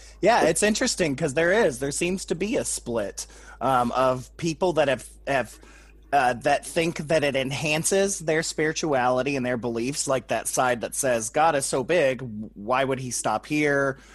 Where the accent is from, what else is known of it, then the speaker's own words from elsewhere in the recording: Toledo, Ohio, United States; Toledo, Ohio, which is where I grew up